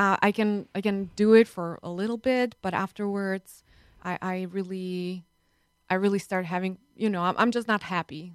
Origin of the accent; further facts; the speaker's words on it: Slovakia; now in United States; I'm from Slovakia